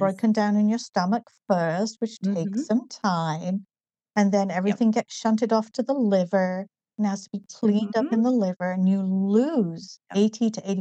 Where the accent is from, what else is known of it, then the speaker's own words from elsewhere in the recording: Newcastle upon Tyne, North East England, United Kingdom; accent: northern; moved away as an adult; now in United States; I grew up in the northeast of England in a town called Newcastle. So I have a slightly more northern accent than a southern English accent